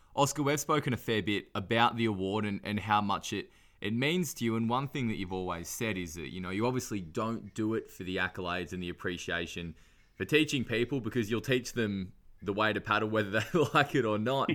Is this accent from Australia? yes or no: yes; Newcastle, New South Wales, Australia; I'm from Newcastle, which is obviously a bit closer to Foster